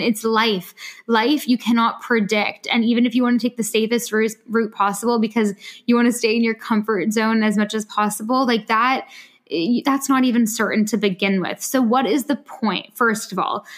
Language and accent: English; Canada; also born or lived in France; now in London, United Kingdom; I'm usually in London, but I am from Canada